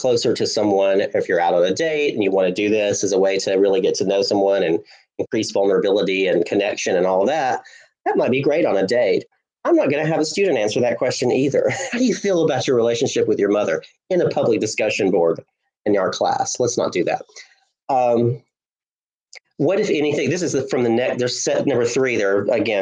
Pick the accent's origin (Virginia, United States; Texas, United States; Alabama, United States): Alabama, United States; Hulaco; I loved growing up in Hulaco up in North Alabama